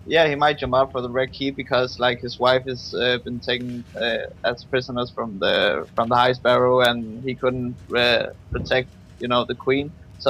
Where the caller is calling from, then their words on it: Denmark; I'm calling from Denmark.